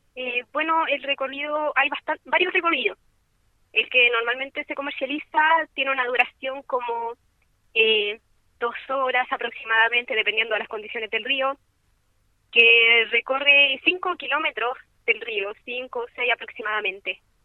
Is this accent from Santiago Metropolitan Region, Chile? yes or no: no; San Fabián, Ñuble, Chile; moved away; aunque soy de San Fabián